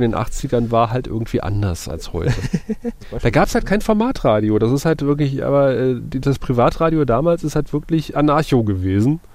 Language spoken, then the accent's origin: German; Eifel, Germany; bei uns in der Eifel